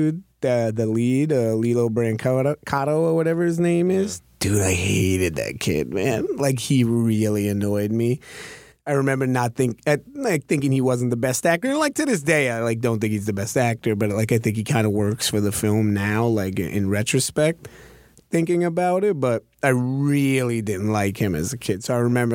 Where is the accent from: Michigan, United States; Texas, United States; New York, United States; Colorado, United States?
New York, United States; New York City; I saw a lot, in Cobble Hill, Brooklyn